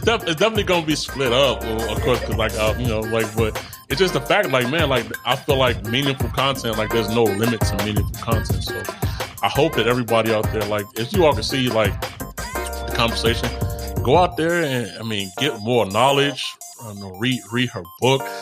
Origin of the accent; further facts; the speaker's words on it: Chicago, Illinois, United States; I'm from Chicago